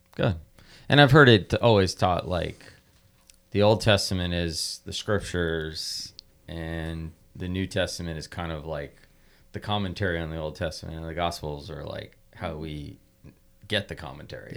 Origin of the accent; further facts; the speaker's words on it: United States; we're blessed as American Christians